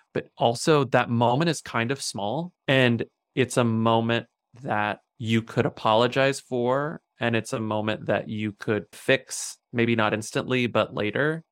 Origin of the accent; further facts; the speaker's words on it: Devine, Texas, United States; moved away; the town where I grew up in Texas, which is called Dehennis, which is southwest of San Antonio